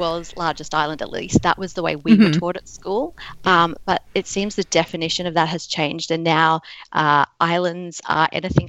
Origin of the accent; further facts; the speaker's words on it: Australia; moved away as an adult; also born or lived in Southeast Asia; now in United States; I am Australian. I've been an expat for almost 10 years now, living in Southeast Asia and now in the US.